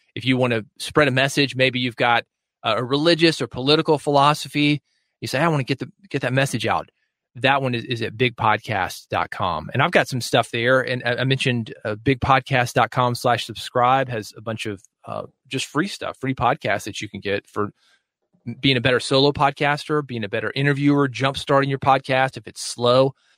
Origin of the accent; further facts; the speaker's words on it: the South, Southern United States, United States; I'm a Southerner